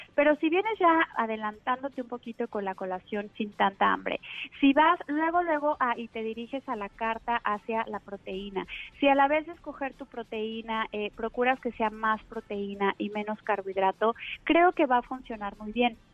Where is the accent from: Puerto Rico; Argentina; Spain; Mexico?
Mexico; Aquí en México, que estamos desde luego más influenciados pues por la alimentación rápida y, y de Estados Unidos